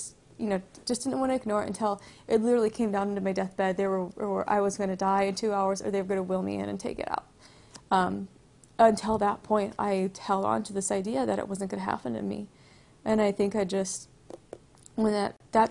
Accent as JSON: {"language": "English", "town": "Bradbury", "region": "California", "country": "United States", "tie": "born or raised there", "said": "I grew up around here in Bradbury, which is kind of by Duwardy area"}